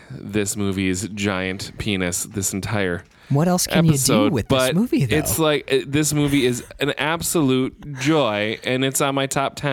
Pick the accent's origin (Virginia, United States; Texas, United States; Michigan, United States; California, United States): Michigan, United States; moved away; also born or lived in Baltimore; I lived in Baltimore for a while. I'm from Michigan originally.